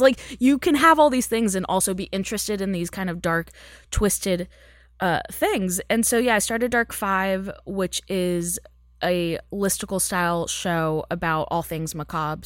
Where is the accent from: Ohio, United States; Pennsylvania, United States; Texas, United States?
Texas, United States; moved away as an adult; now in Los Angeles, United States; I grew up in Texas